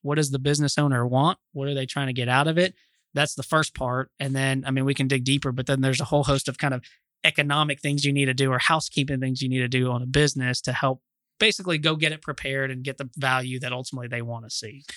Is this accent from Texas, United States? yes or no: yes; Austin, Texas, United States; also born or lived in Dallas; now in Fort Worth, United States; I'm from Austin originally